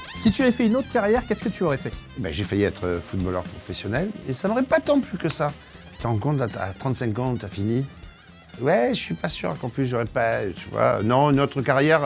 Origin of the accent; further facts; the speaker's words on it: Marseille, Provence-Alpes-Côte d'Azur, France; Ma région, tout le monde la connaît, je viens de Marseille.